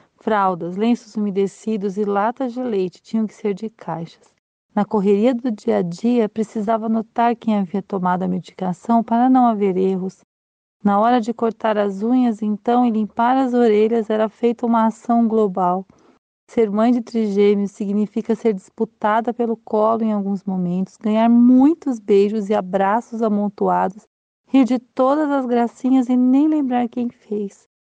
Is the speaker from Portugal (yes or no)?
no; São Paulo, Brazil; now in Curitiba, Brazil; sou de São Paulo e moro em Curitiba